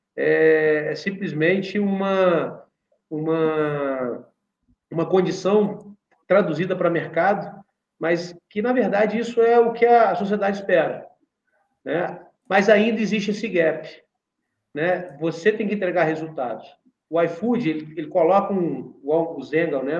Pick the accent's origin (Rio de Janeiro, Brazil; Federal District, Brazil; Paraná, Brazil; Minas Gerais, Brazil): Minas Gerais, Brazil; a gente vive na nossa região, nós somos mineiros